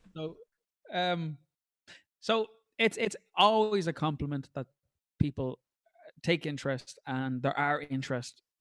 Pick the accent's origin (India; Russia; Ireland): Ireland; us as Irish people